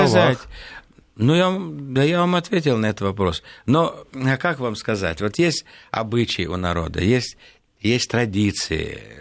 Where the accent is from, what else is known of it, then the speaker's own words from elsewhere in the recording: Vinnytsia, Vinnytsia Oblast, Ukraine; born there; also born or lived in Central Asia; да? Я родился в Виннице, жил в Центральной Азии, а работал, значит, последнее время в Российской Федерации